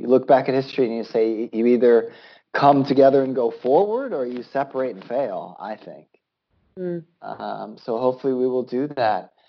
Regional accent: United States; moved away; my home country, the United States

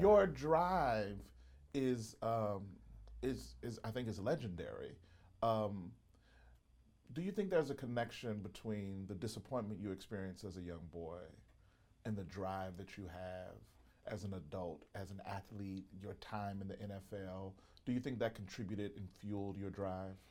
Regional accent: Mississippi, United States; I grew up in Mississippi

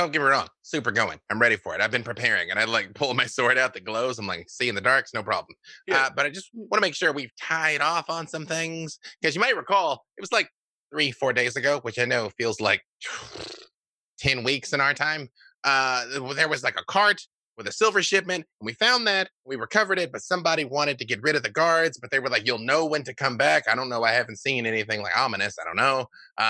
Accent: Arkansas, United States; I'm from Arkansas, Internet. I know what I'm talking about.

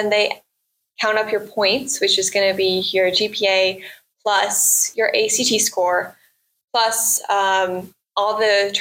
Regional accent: Tremonton, Utah, United States; also born or lived in Salt Lake City, Utah / Massachusetts; And then we've moved back to Tremont and then lived in a couple places around here. So I've been here since kindergarten

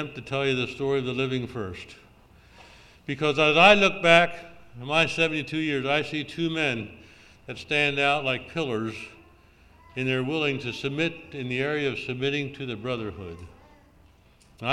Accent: Lancaster Conference, Pennsylvania, United States; moved away as an adult; also born or lived in northern Minnesota; I grew up in Lancaster Conference

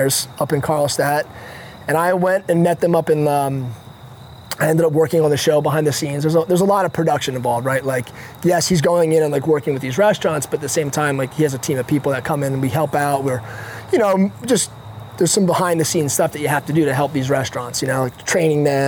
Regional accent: New Jersey, United States; I was a kid from New Jersey delivering pizzas

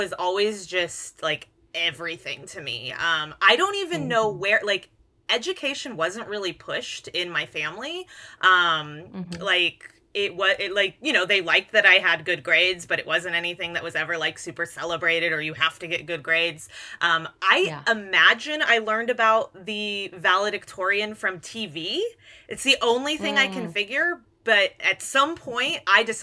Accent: Hayward, California, United States; also born or lived in San Lorenzo, California; I grew up in Hayward originally, and then we moved to technically we never even moved to San Lorenzo. We were in unincorporated Hayward in the San Lorenzo School District.

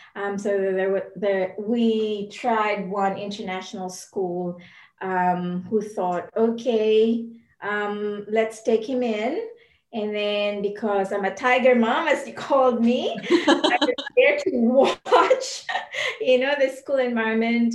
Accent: Philippines; now in New Zealand; I'm from the Philippines

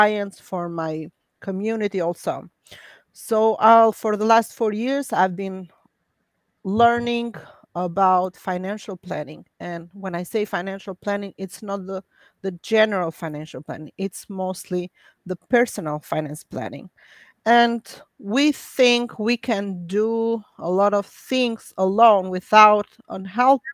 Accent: Albania; English is a second language; moved away as an adult; I'm an immigrant from Albania, just like yourself, first generation

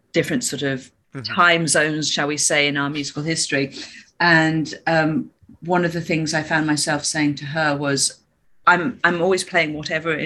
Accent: Birmingham, West Midlands, United Kingdom; moved away as an adult; also born or lived in Australia / London; I grew up in Birmingham in the UK

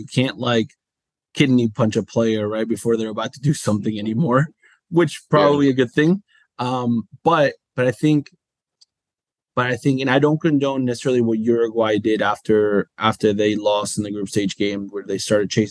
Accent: United States; growing up in the United States

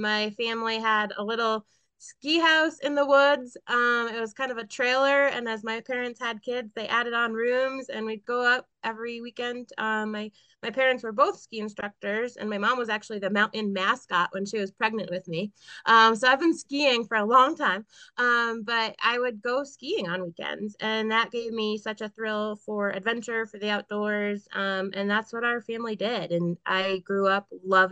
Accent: Cromwell, Connecticut, United States; now in Crested Butte, United States; I grew up in Cromwell, Connecticut

